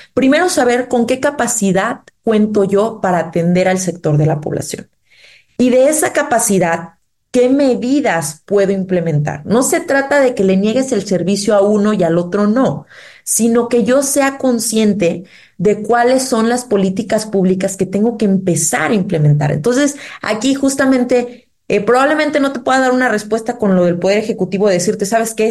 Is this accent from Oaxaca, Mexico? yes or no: yes; Oaxaca, Mexico; nosotros como oaxaqueños